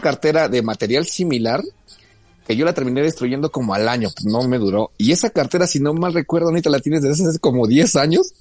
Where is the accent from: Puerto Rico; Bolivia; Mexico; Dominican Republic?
Mexico; los medios de comunicación mexicanos